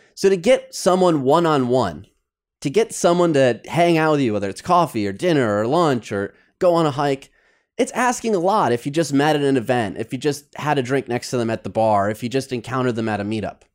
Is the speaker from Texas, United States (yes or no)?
no; Michigan, United States; also born or lived in New York City; now in Los Angeles, United States; my friends from back home in Michigan